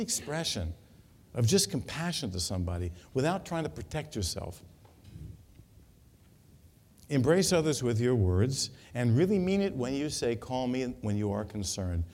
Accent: New York, United States; moved away; I come from New York

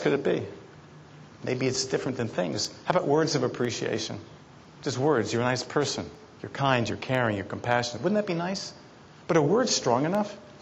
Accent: New York City, New York, United States; I was brought up in Brooklyn, New York

